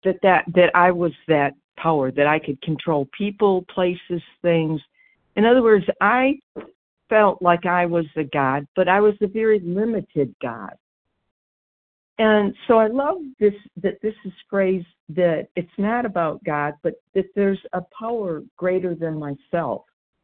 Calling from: Georgia, United States; It's D as in dog, and I'm in Georgia.

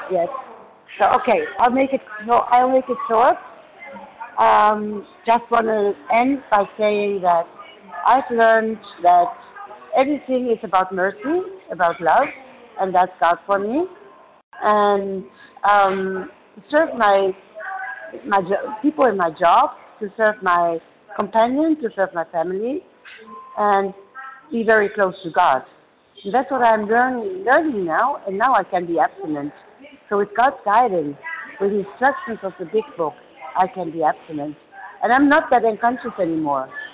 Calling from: Germany; calling from Germany.

